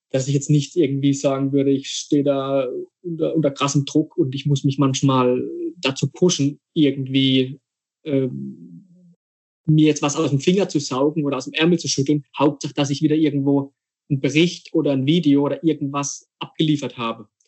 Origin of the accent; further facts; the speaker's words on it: Rhineland-Palatinate, Germany; großes Fußballidol von mir als Pfälzer, ich meine, ist ja klar, ist, ist äh, Fritz Walder.